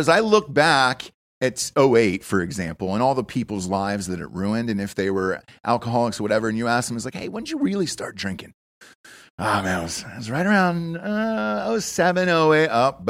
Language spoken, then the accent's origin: English; Atlanta, Georgia, United States; Because for me, I grew up in Atlanta. It changed a lot, and it reminded me of Austin, to be honest with you.